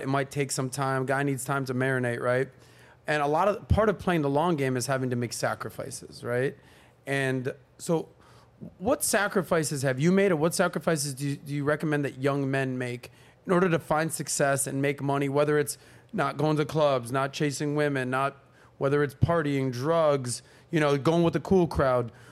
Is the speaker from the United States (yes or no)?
yes; Miami, Florida, United States; But I grew up in Miami, nightlife, South Beach